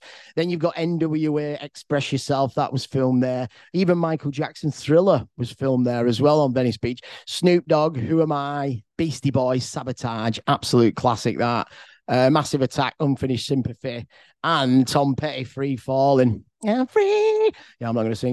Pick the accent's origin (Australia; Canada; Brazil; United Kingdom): United Kingdom; England; I'm from England